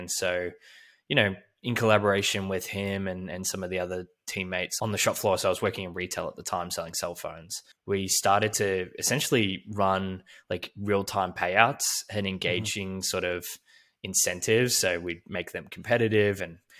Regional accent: Melbourne, Victoria, Australia; was at college, we call it uni back in Australia, where I grew up in Melbourne.

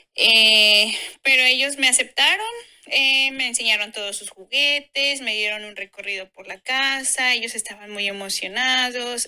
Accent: Mexico; moved away as an adult; México, que es de donde yo soy

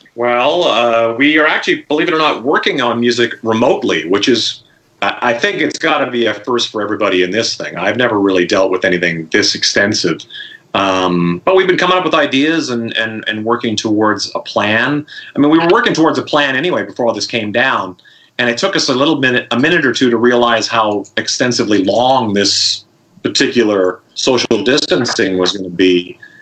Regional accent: Saskatchewan, Canada; I'm from Saskatchewan

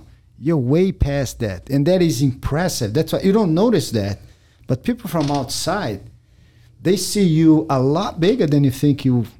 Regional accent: Brazil; English is a second language; now in United States; I love America. I came from Brazil with no accident. I love the country.

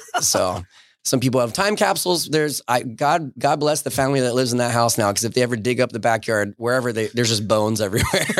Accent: Southern New Jersey, United States; accent: New York; moved away as an adult; the part of New Jersey that I grew up in was, is Southern New Jersey.

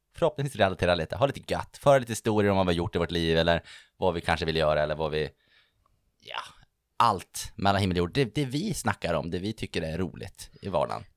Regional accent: Örnsköldsvik, Västernorrland County, Sweden; moved away as an adult; also born or lived in Uppsala; now in Stockholm, Sweden; från Örnsköldsvik, född och uppvuxen mitt ute ingenstans där, men väldigt nöjd över det. Bor nu i Stockholm

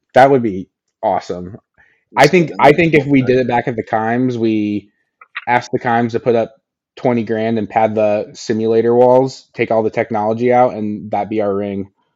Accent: Indiana, United States; I'm from Indiana.

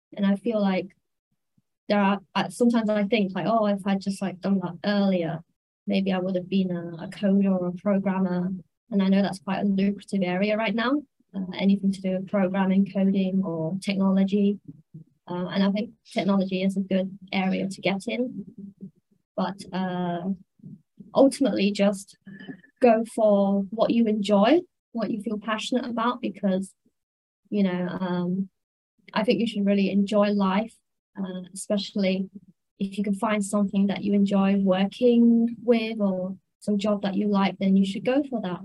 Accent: United Kingdom; moved away as an adult; also born or lived in Manchester; now in Hong Kong; I'm British. I'm from the UK.

